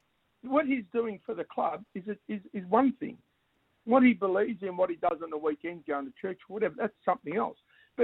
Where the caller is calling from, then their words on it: Mornington, Victoria, Australia; I'm from Mornington.